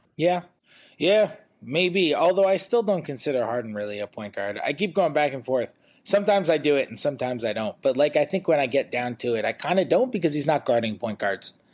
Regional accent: New York City, New York, United States; as a New Yorker and a Yankee fan

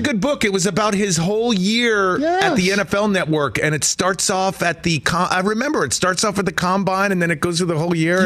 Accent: East Coast, United States; now in Southern California, United States; I'm from the East Coast, I live in Southern California now

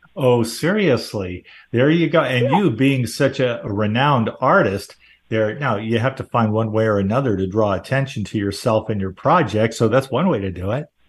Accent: Southern California, United States; I grew up in Southern California

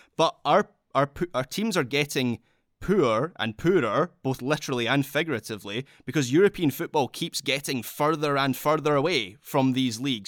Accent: Scotland, United Kingdom; I am speaking as a Scot here, so it's something that affects my country directly

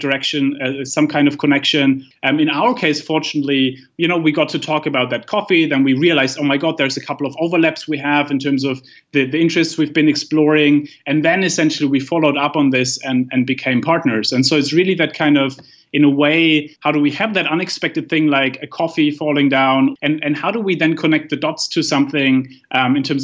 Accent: Germany; I come from Germany

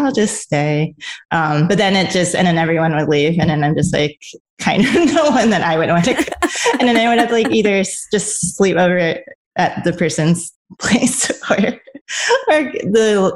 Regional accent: New York, United States; also born or lived in Los Angeles; I'm a New Yorker

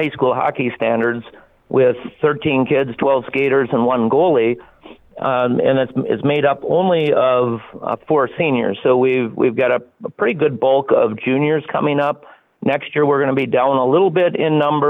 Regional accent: Wadena, Minnesota, United States; also born or lived in Duluth, Minnesota; I was born and raised here in Wadena, born in the Wesley Hospital, and graduated from Wadena Deer Creek High School

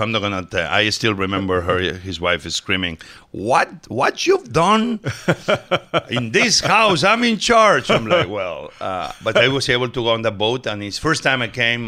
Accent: Barcelona, Catalonia, Spain; also born or lived in Mieres, Asturias, Spain; So I was born in Asturias, but we moved very early on to Barcelona

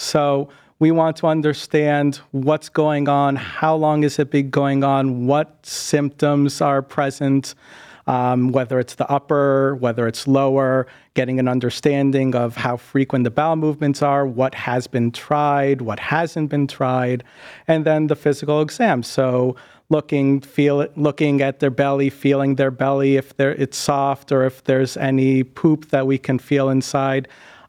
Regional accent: New England, United States; now in Ohio, United States; For me, growing up in the Northeast, a lot of people say that New Englanders are really rough.

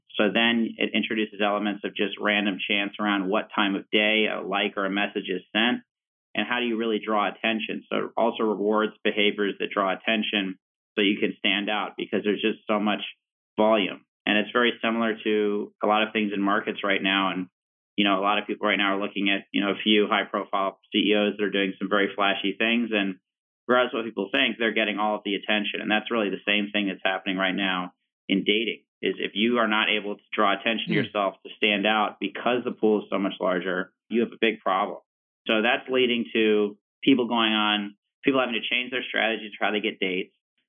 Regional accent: Richmond, Virginia, United States; like I'm from Richmond, Virginia

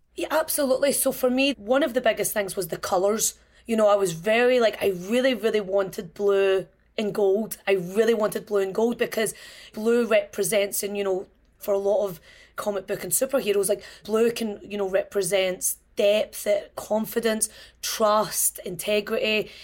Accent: Glasgow, Scotland, United Kingdom; When I was a child growing up in Scotland

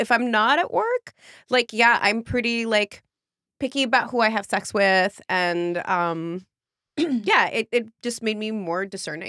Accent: San Francisco Bay Area, California, United States; Yeah, I was born in France and I immigrated when I was like 5 and grew up in the Bay Area.

